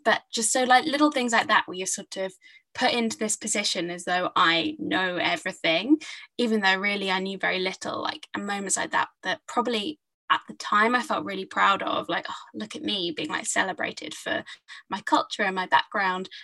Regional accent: Hertfordshire, East of England, United Kingdom; I grew up in Hertfordshire, so kind of north of London

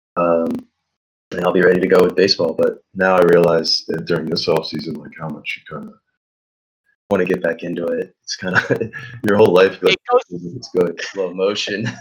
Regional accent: Philadelphia, Pennsylvania, United States; moved away as an adult; now in Tampa, United States; I'm originally from Philadelphia

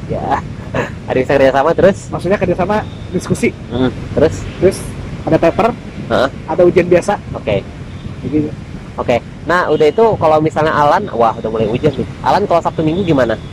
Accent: Medan, North Sumatra, Indonesia; moved away; perantau aku juga kan perantau juga dari Medan kan

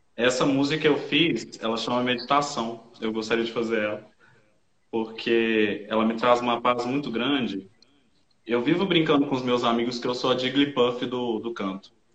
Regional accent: Minas Gerais, Brazil; now in São Paulo, Brazil; sou de Minas Gerais, moro em São Paulo.

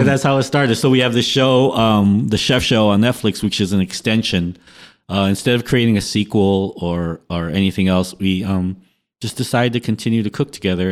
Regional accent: Los Angeles, California, United States; I also represent an area in Los Angeles on one hundred third Street and Grape in the Jordan Downs housing project

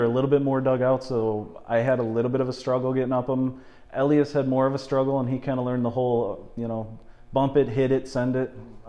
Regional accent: Lake City, Minnesota, United States; I'm down in Lake City.

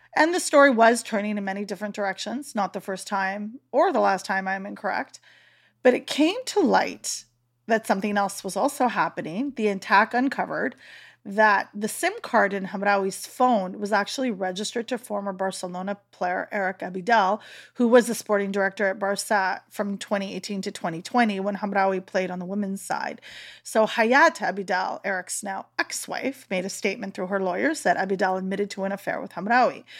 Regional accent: North Shore, Prince Edward Island, Canada; I'm from the Northwest Shore there, that's where I am, and I consider home

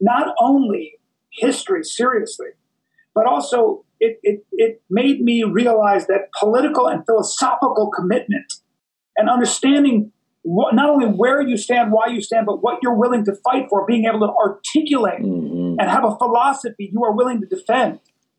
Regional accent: Philippines; born there; also born or lived in India / Lebanon / Pakistan; I grew up in 7 different countries until the age of 14. Mm. So I was born in the Philippines, and then we moved to India. And in India, we went to Calcutta and then Bombay, which is now Mumbai. And then we moved to Lebanon.

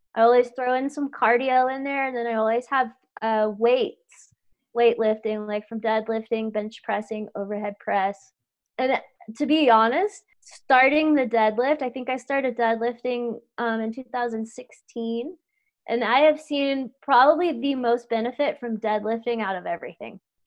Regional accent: Louisiana, United States; moved away; I grew up in Louisiana

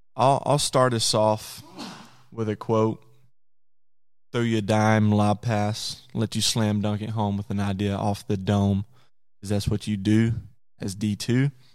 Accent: Conway, Arkansas, United States; I'm from Conway, Arkansas

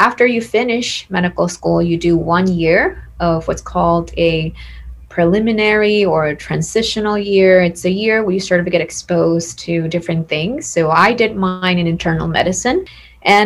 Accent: San Juan, Puerto Rico; I am originally from San Juan, Puerto Rico. That's where I was born and raised

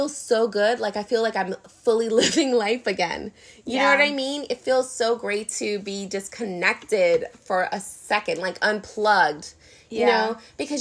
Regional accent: New Orleans, Louisiana, United States; moved away; we're from New Orleans.

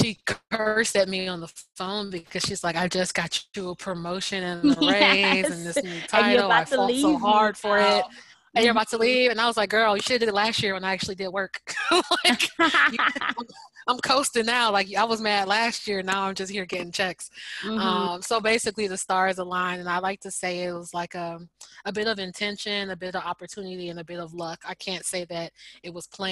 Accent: United States; moved away as an adult; also born or lived in New York City, United States; now in Amsterdam, Netherlands; I've never felt so American

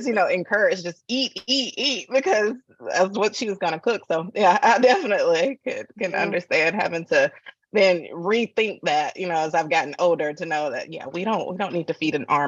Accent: Atlanta, Georgia, United States; moved away; I'm from the South, from Atlanta originally.

